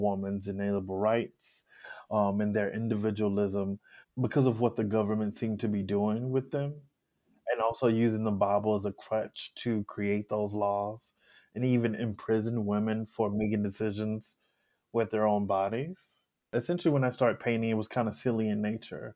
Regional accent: Alexandria, Louisiana, United States; I'm from Alexandria, Louisiana

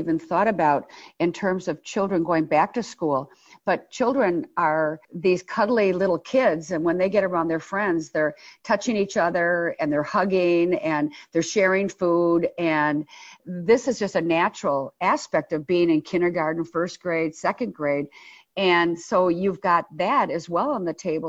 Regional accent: Milwaukee, Wisconsin, United States; I love the North Side. I was raised on the North Side

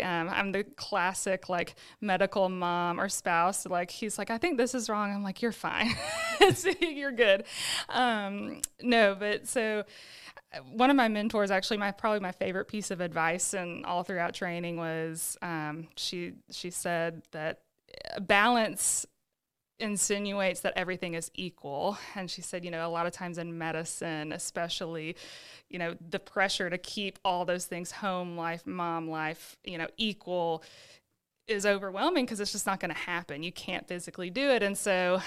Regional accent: Birmingham, Alabama, United States; now in Sylacauga, United States; I was born and raised in Birmingham. I lived there with my family my whole entire life

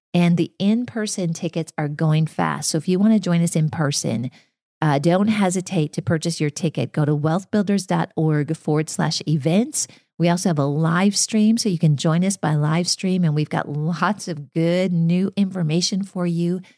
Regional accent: Minnesota, United States; moved away; So I grew up in Minnesota in farm country

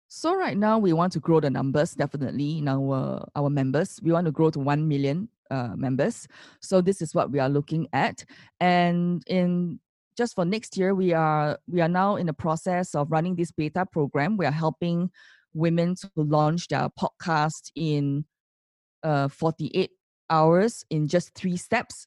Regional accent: Singapore; as Singaporeans

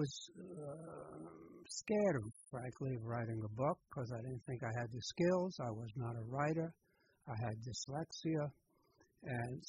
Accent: New York City, New York, United States; moved away as an adult; now in Petaluma, United States; I grew up in the Bronx

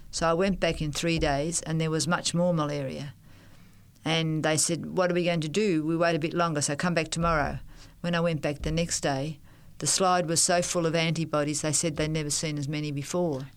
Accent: Melbourne, Victoria, Australia; also born or lived in New Guinea / Thailand; I'm a Melbourne person.

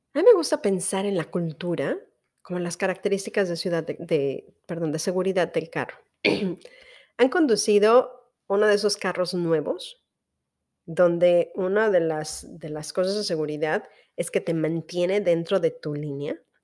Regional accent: Veracruz, Mexico; moved away; en Veracruz, que es de donde yo soy

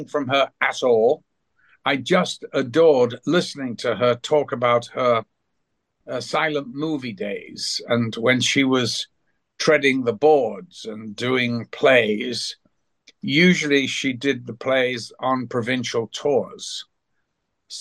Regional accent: United Kingdom; moved away as an adult; now in California, United States; I haven't lived there for a long time

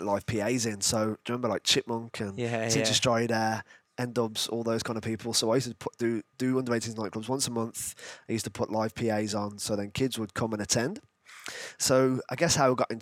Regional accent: Birmingham, West Midlands, United Kingdom; moved away; also born or lived in Bolton; I'm originally from Birmingham, moved up to the north

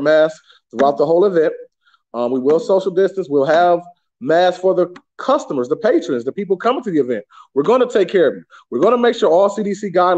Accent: Detroit, Michigan, United States; I was born in the Detroit, Michigan area.

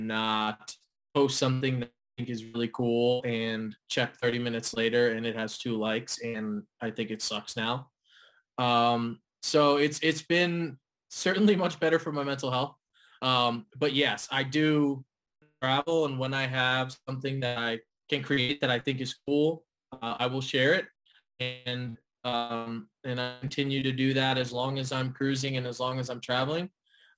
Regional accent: Cleveland, Ohio, United States; moved away as an adult; also born or lived in Florida; I'm originally from Cleveland, grew up there until I went to college and went to school down in Florida

